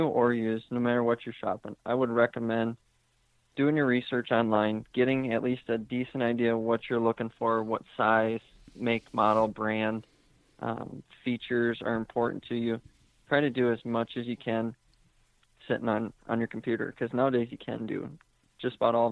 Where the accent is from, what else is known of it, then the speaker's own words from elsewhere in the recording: Southeast Wisconsin, United States; now in Macomb, United States; I was raised in Southeast Wisconsin in a big family.